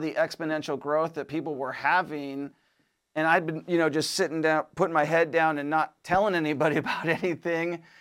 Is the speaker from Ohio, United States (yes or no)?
no; Washington, United States; moved away; I'm from Washington State originally